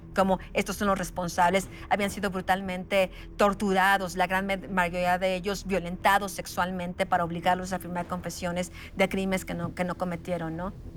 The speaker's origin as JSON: {"language": "Spanish", "country": "Mexico", "said": "como ciudadana, como mujer, como mexicana"}